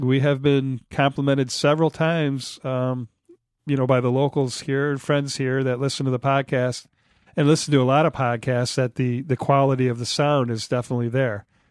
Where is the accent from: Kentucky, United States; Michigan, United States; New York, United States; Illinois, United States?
Michigan, United States; Detroit; now in Traverse City, United States; I'm from Detroit originally